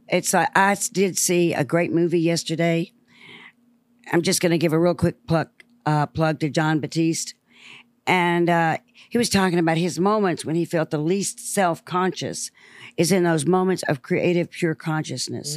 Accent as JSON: {"language": "English", "town": "Memphis", "region": "Tennessee", "country": "United States", "tie": "born or raised there", "said": "I was born and raised in the Mississippi Delta in Memphis, Tennessee"}